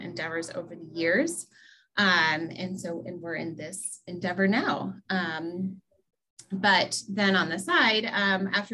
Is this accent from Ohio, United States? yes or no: yes; Upper Arlington, Ohio, United States; I actually grew up in the suburb of Columbus, Upper Arlington, which is just down the street from Ohio State University